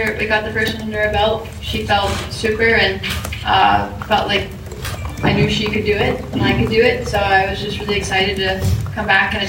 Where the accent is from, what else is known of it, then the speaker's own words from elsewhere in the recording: Kansas, United States; I'm from Kansas, which is only about 2 hours away from here, so I get a lot of that home support and a lot of that family support